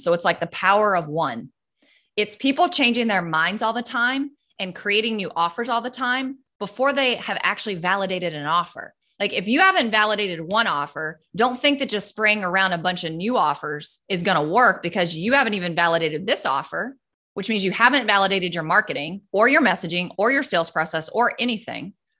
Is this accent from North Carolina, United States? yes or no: yes; North Carolina, United States; moved away as an adult; also born or lived in California; now in Florida, United States; we moved from North Carolina to California. Then we did it again and moved California to Florida